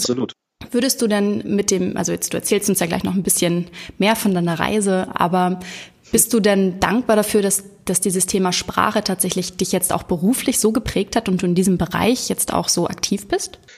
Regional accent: Hamburg, Germany; Janik wohnt in Hamburg, meiner Heimat

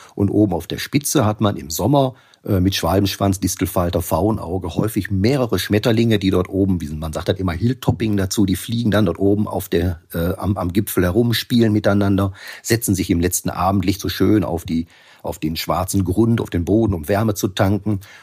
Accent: Bottrop, North Rhine-Westphalia, Germany; in meiner Umgebung hier in, in Bottrop um mein, meine Wohngegend herum

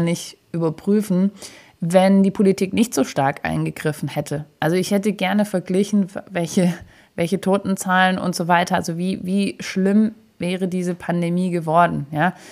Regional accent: Stuttgart, Baden-Württemberg, Germany; wir Stuttgarter

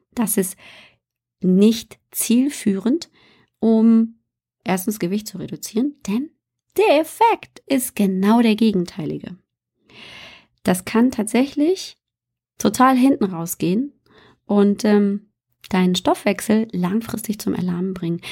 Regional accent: Bavaria, Germany; moved away; also born or lived in northern Germany; ich bin in Bayern aufgewachsen.

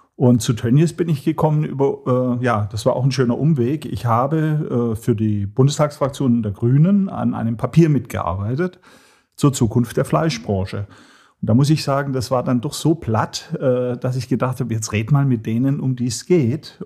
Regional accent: Hohenlohe, Baden-Württemberg, Germany; Ich komme aus Nordwürttemberg, Hohenlohe

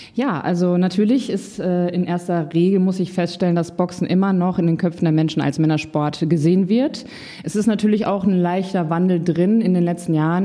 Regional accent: Paderborn, North Rhine-Westphalia, Germany; moved away as an adult; now in Hamburg, Germany; 2016 von Paderborn, meiner Heimat, nach Hamburg gezogen

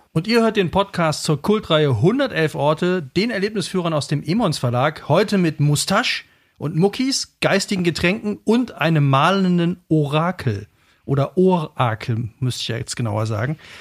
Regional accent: Cologne, North Rhine-Westphalia, Germany; also born or lived in Brebach-Fechingen, Saarland; ich bin eigentlich Kölner

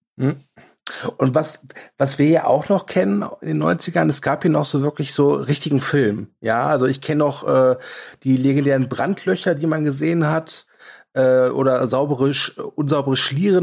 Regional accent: Kerpen, North Rhine-Westphalia, Germany; bei uns in Kerpen gab oder gibt es immer noch das Kapitol

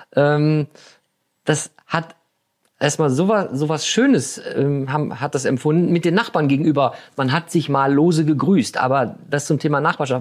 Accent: Germany; als Deutsche

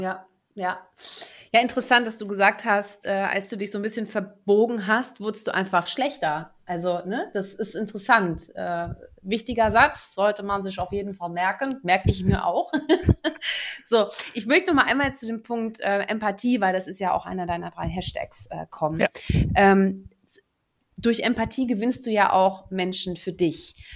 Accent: Netherlands; moved away; Ich bin ja auch gebürtige Niederländerin

